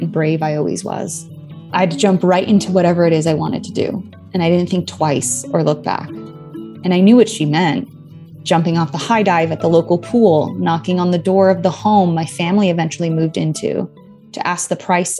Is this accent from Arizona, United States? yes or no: yes; Tucson, Arizona, United States; moved away; also born or lived in Los Angeles; I grew up in Tucson